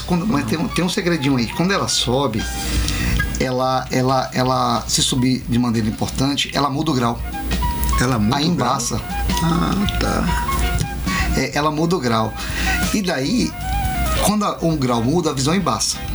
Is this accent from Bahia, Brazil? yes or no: yes; Itabuna, Bahia, Brazil; eu cresci ali, quando não era assaltado é. ainda, jogava bola ali